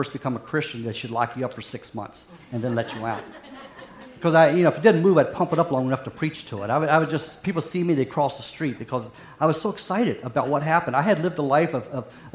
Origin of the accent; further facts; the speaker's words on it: Hampshire County, West Virginia, United States; moved away; I grew up in a small county called Hampshire County, West Virginia